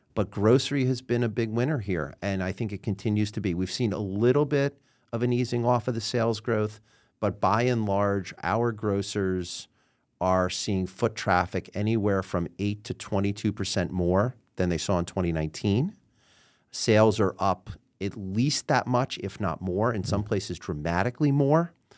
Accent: New York City, New York, United States; also born or lived in Queens / Manhattan; I was born and raised in New York City

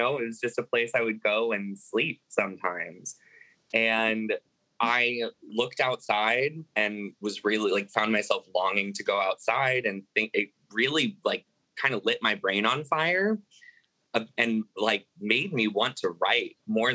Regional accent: Tennessee, United States; now in Chicago, United States; I'm originally from Tennessee, but I now live in Chicago

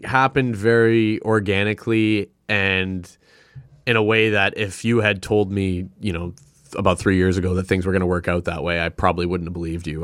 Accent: Sudbury, Ontario, Canada; also born or lived in Toronto; now in Ottawa, Canada; I was born and raised in Sudbury

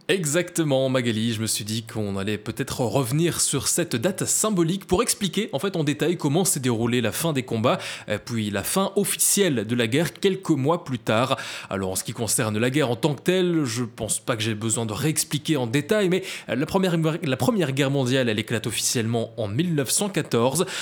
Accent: Belgium; à Spa, chez nous en Belgique

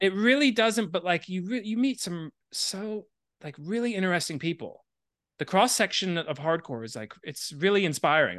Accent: Miami, Florida, United States; moved away as an adult; also born or lived in Syracuse, New York; I grew up in Miami and, like, straight edge is not a thing there.

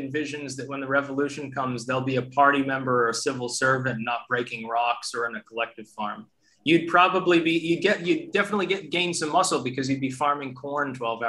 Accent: United States; now in Netherlands; I'm an American.

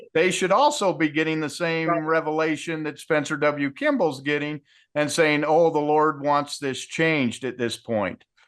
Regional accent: Utah, United States; I grew up in Utah in the 70s.

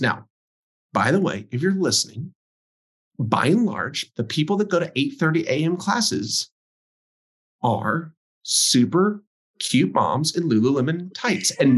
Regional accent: Texas, United States; I grew up in Texas

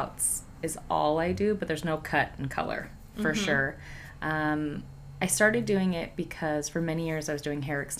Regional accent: Reno, Nevada, United States; I'm originally from Reno.

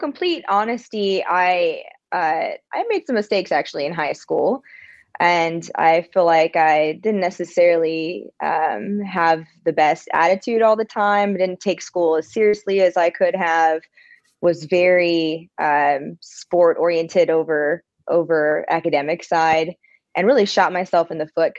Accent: California, United States; moved away as an adult; now in Birmingham, United States; I definitely have love for my home state, my hometown. I think that I was very privileged in that sense of just having beautiful beaches

